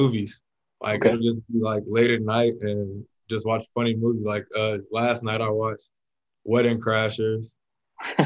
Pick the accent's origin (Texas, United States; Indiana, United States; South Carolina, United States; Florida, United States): Texas, United States; Dallas; moved away as an adult; now in Salt Lake City, United States; I'm from Dallas, Texas, born and raised.